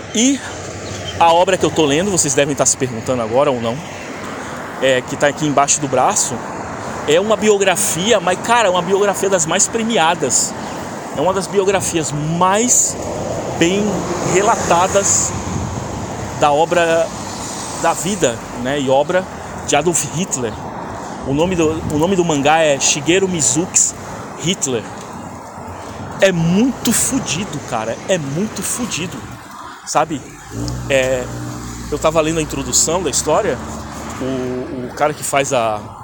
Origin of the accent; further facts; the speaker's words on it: Brazil; moved away as an adult; now in Canada; eu saí do Brasil vai fazer um ano já